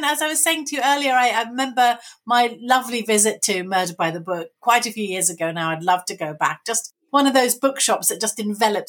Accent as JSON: {"language": "English", "town": "Brighton", "region": "South East England", "country": "United Kingdom", "tie": "born or raised there", "also_born_or_lived": "London", "said": "And I was born in London, actually, then moved away to Brighton."}